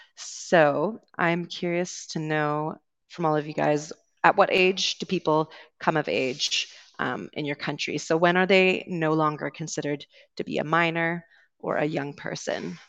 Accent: Canada; accent: Canadian; moved away as an adult; also born or lived in United Kingdom; I'm originally from Canada, so you will be hearing a Canadian accent today

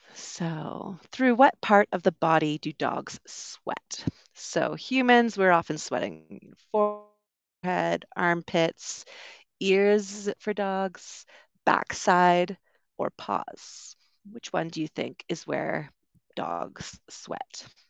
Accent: Canada; moved away as an adult; also born or lived in United Kingdom; I'm originally from Canada, also lived in the U K for a while

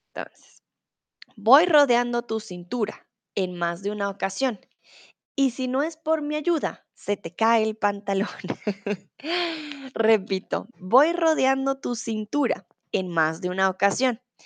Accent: Colombia; now in Germany; soy de Colombia, comúnmente vivo en Alemania

